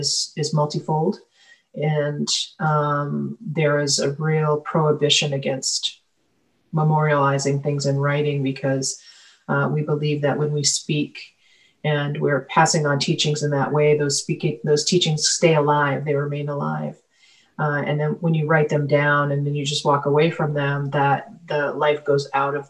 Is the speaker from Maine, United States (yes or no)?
yes; Penobscot Nation, Maine, United States; I'm from the Penobscot Nation